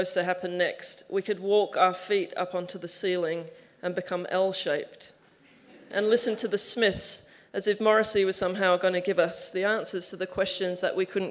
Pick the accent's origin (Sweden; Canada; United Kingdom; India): United Kingdom; Frome, South West England; now in Australia; the small town called Froome, where I grew up in Somerset